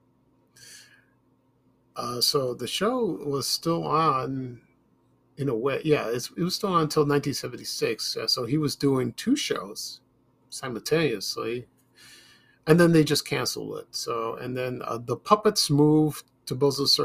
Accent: Chicago, Illinois, United States; growing up in Chicago as a child

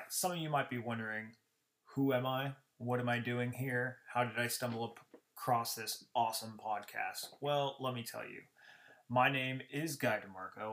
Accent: Glendale, Arizona, United States; I hail from Glendale, Arizona

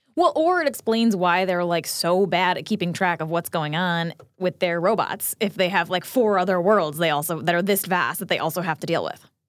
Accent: New Jersey, United States; I grew up in New Jersey, like, going to Metro Stars games

